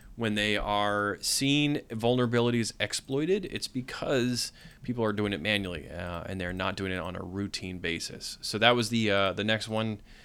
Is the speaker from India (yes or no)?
no; New England, United States; I'm from New England. I don't, I don't do the tornado thing